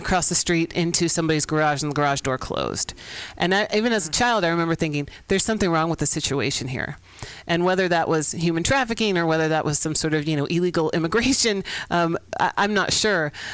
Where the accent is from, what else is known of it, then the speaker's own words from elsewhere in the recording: San Francisco, California, United States; I grew up here in San Francisco